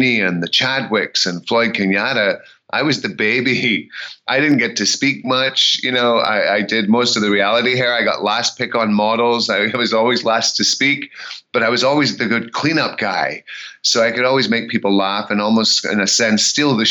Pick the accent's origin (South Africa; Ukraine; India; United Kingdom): United Kingdom; Scotland; also born or lived in Memphis, Tennessee; now in United States; I'm Scottish